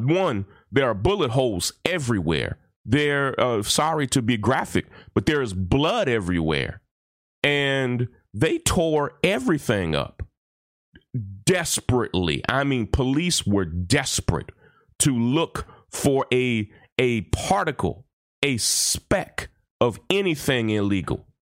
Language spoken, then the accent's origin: English; Versailles, Kentucky, United States; my hometown of Versailles, Kentucky